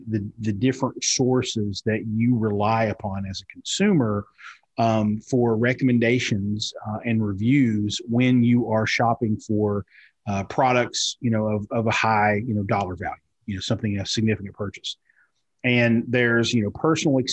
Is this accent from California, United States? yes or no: no; Eastern Kentucky, United States; I'm almost 50, and I grew up in Eastern Kentucky.